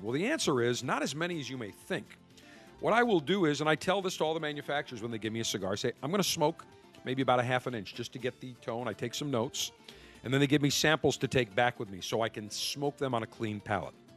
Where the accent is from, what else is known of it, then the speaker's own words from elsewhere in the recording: Buffalo, New York, United States; moved away; Buffalo, New York, my hometown.